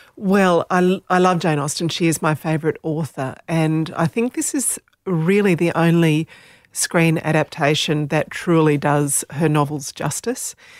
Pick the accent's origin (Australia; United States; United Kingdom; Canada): Australia; first language Slovenian; English is a second language; I was born in Australia, so, um, I, I can speak Slovenian. We spoke Slovenian when I was very little, so it was my first language, I guess.